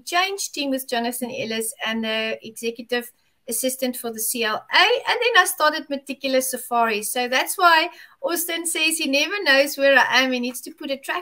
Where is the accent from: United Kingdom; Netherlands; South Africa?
South Africa; from South Africa